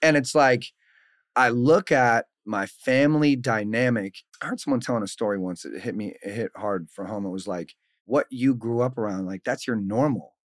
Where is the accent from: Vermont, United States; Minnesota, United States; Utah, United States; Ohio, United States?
Minnesota, United States; Saint Paul; born and raised in Saint Paul, Minnesota